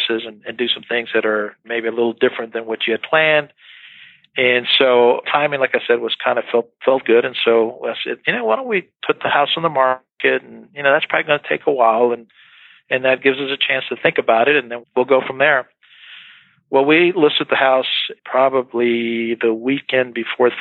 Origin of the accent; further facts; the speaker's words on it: Hondo, Texas, United States; moved away as an adult; also born or lived in California / Boston / Delaware / Houston; now in San Antonio, United States; I'm from Hondo